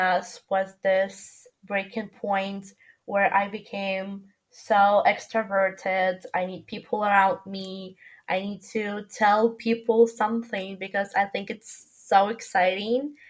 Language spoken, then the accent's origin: English; Ukraine; moved away as an adult; also born or lived in Milan; In my hometown in Ukraine